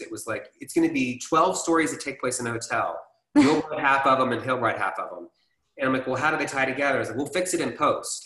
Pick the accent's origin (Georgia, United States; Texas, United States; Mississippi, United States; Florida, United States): Georgia, United States; Atlanta; I grew up here in Atlanta, Georgia.